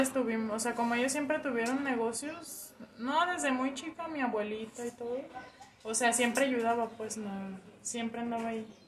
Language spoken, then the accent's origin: Spanish; Guadalajara, Jalisco, Mexico; Aquí en Guadalajara, Jalisco